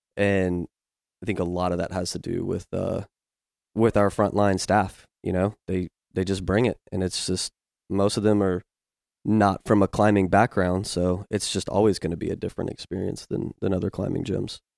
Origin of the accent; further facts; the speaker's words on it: Virginia, United States; now in Memphis, United States; I grew up in Virginia